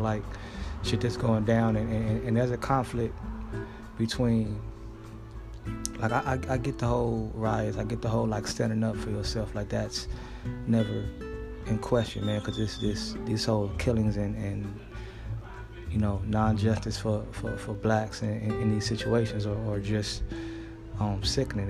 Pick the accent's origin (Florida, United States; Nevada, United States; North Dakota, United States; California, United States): California, United States; Los Angeles; back in Los Angeles, my hometown